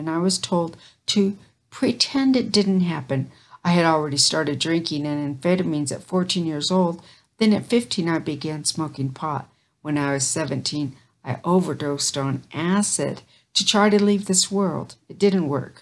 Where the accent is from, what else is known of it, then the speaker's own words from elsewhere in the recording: Caldwell, Idaho, United States; I was raised in the Caldwell labor camp, about 4 miles outside the town of Caldwell, Idaho